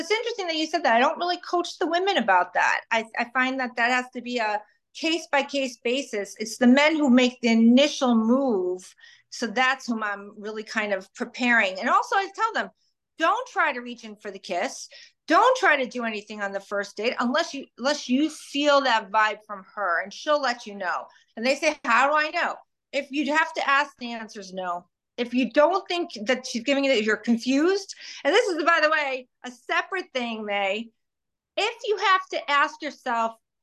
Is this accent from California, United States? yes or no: no; Chicago, Illinois, United States; now in Delray Beach, United States; I grew up in Chicago